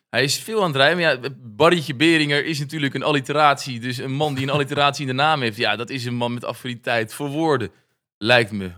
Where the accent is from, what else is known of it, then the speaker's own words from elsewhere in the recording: Noordwijk, South Holland, Netherlands; also born or lived in Leiden; ik dan uit Noordwijk. Eh, een jongen uit de Bollestreek.